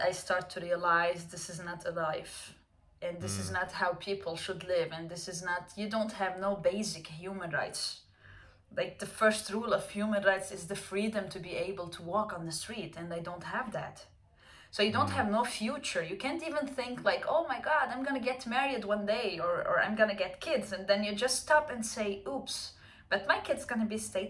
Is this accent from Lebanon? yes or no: yes; Lebanon; moved away; I was born and raised in Lebanon